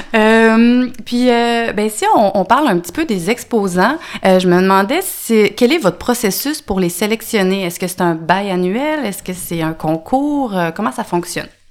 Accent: Sainte-Foy, Quebec, Canada; j'ai grandi à Sainte-Foy

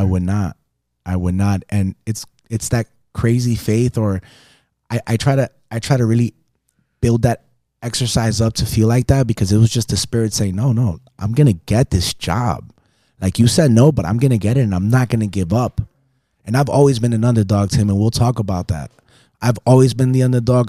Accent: West New York, New Jersey, United States; accent: Caribbean; moved away as an adult; also born or lived in Las Vegas; I was born in Jersey City, New Jersey, West New York, New Jersey, Hudson County, raised by a single amazing, strong, and independent woman

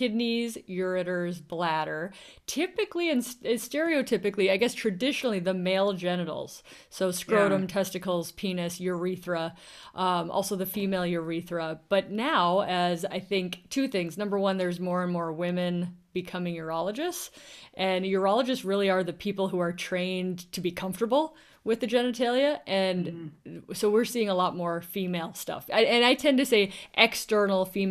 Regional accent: Midwest, United States; accent: Midwest; also born or lived in Washington State, United States; now in Washington, United States; My Midwest accent

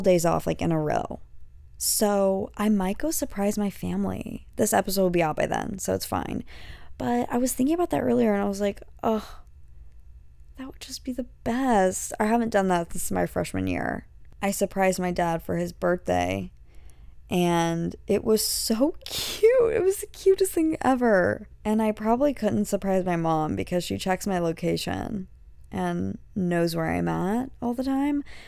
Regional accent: an hour from Galveston, Texas, United States; moved away; we were, like, an hour from, like, Galveston

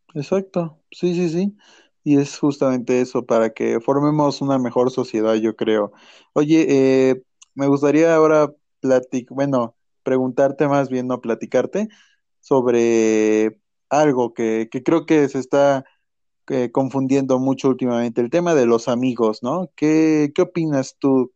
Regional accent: Mexico; como mexicanos

